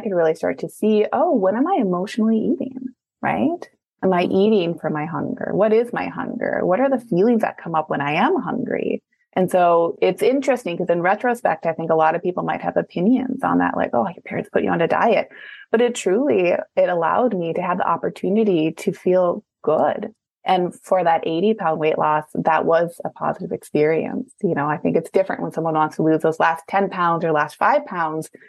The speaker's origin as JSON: {"language": "English", "region": "Midwest", "country": "United States", "also_born_or_lived": "Minneapolis, Minnesota", "said": "I'm from the Midwest. So at that time I was Minneapolis."}